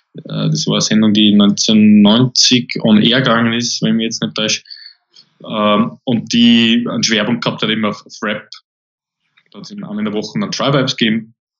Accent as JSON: {"language": "German", "country": "Austria", "also_born_or_lived": "Linz", "said": "bei uns in Österreich"}